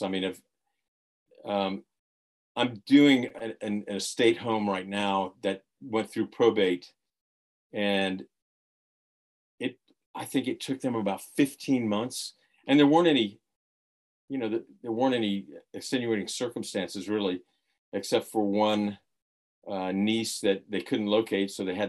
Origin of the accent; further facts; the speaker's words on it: Florida, United States; So mainly grew up in Florida.